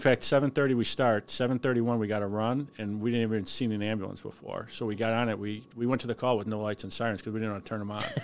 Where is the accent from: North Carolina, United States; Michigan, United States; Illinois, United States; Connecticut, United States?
Illinois, United States; Cicero; I'm born and raised in Cicero